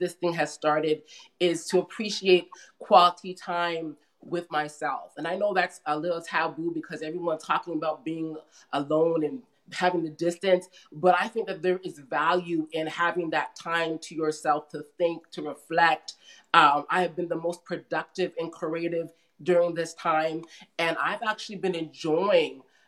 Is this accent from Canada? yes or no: yes; Mississauga, Ontario, Canada; also born or lived in Toronto, Canada / Brampton, Canada; So I spent a lot of my years, middle school, high school in Mississauga